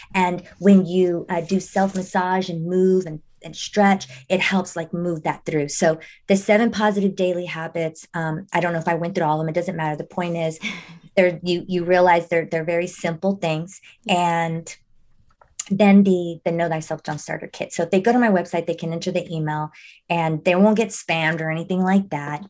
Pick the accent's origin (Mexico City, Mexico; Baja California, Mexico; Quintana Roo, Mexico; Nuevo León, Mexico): Nuevo León, Mexico; Monterrey; I was born in Monterrey. I was born in Mexico